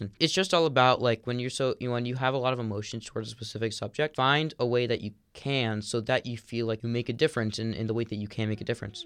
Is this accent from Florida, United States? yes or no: yes; South Florida, United States; I grew up in, like, the South Florida Orthodox community